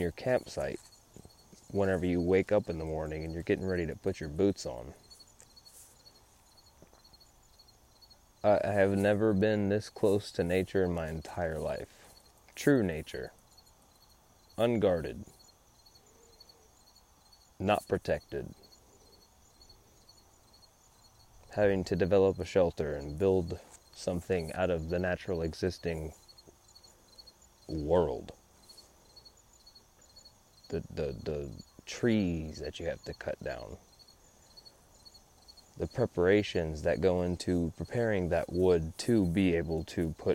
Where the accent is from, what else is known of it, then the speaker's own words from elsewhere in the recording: San Antonio, Texas, United States; now in New Braunfels, United States; I grew up in San Antonio, Texas.